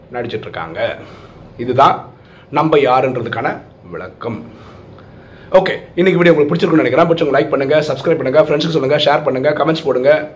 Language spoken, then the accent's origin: Tamil; Chennai, Tamil Nadu, India; first language Malayalam; Tamil is a second language; நான் பிறந்தது சென்னையில் தான்